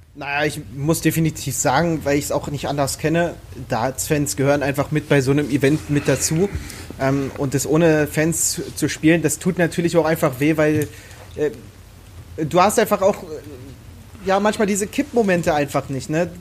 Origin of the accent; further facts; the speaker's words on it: Strausberg, Brandenburg, Germany; Ich jetzt in Strausberg auch. Ich, ich liebe es einfach, äh, in dieser Stadt zu leben.